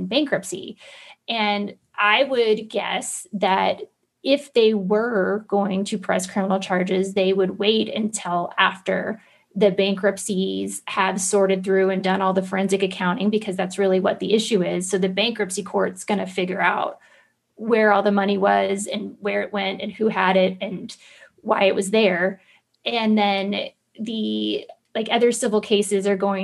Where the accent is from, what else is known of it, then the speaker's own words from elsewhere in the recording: Central Florida, United States; I grew up poor in Central Florida